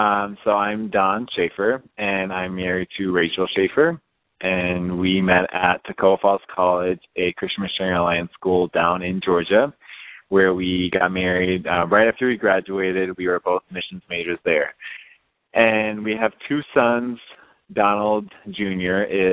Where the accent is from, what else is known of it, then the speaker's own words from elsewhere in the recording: Japan; Yeah, so growing up in Japan was quite an adventure.